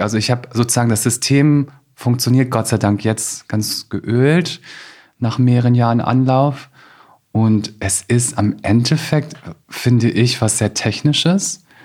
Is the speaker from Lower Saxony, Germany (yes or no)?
yes; Osterwald, Lower Saxony, Germany; ich bin wirklich in Osterwald aufgewachsen